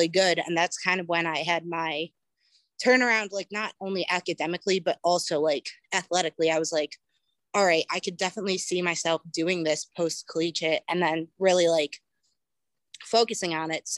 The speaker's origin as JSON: {"language": "English", "town": "Cleveland", "region": "Ohio", "country": "United States", "said": "I am originally from Cleveland, Ohio. I started doing track in elementary school."}